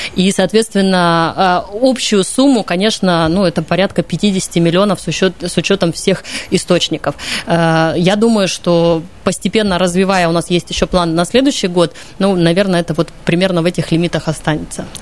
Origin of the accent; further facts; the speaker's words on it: Krasnoyarsk, Krasnoyarsk Krai, Russia; Я просто как красноярец и как человек, который вырос на столбах, ходил туда регулярно